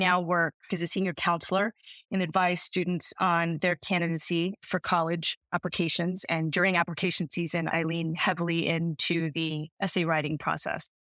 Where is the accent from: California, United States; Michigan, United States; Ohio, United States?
California, United States; outside of Los Angeles; also born or lived in Massachusetts; I'm a California native. I grew up outside of Los Angeles